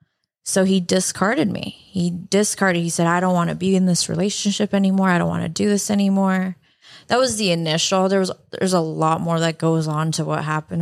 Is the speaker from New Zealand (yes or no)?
no; Canada; now in United States; I am Canadian.